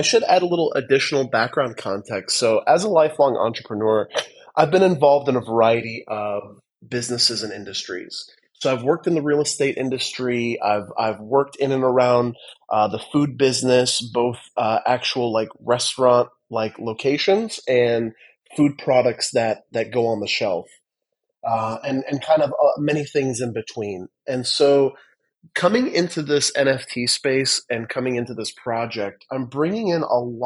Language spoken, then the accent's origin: English; Midwest, United States; moved away as an adult; also born or lived in Los Angeles, California; now in Australia; I grew up in the Midwest and I ended up living in Los Angeles in Southern California